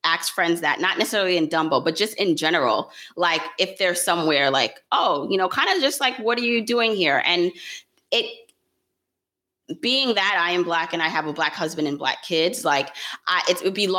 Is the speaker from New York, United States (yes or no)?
yes; New York City, New York, United States; also born or lived in Jamaica; I was born in Jamaica, the island, raised in Brooklyn